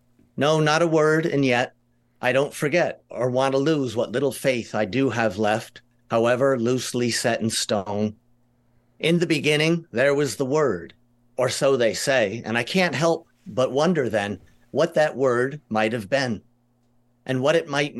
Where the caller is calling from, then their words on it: New York City, New York, United States; New York City. I'm excellent. In the Bronx.